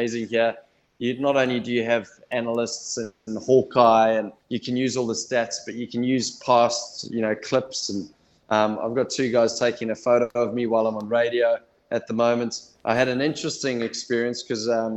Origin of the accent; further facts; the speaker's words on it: South Africa; now in New Zealand; I was born in South Africa